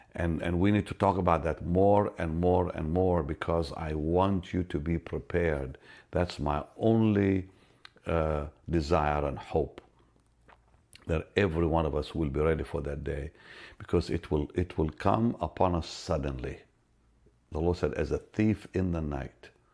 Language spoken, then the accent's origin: English; Israel; I'm from Israel